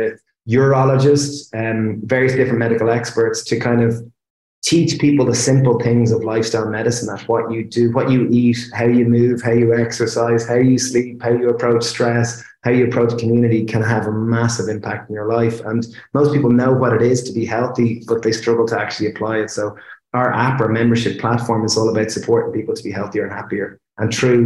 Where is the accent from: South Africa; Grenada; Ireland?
Ireland; we're Irish people and we're chefs